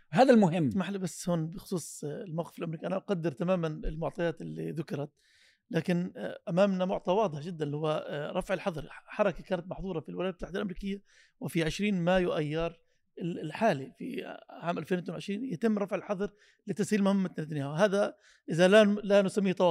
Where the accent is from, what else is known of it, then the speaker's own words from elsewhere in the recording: Palestine; احد عناصر حمايتنا كفلسطينيين